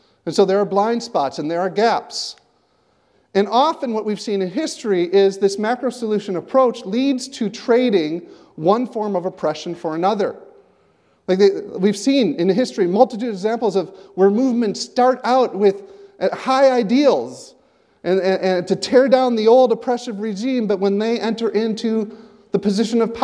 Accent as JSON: {"language": "English", "country": "United States", "moved": "yes", "lives_now": "Canada", "said": "As an American"}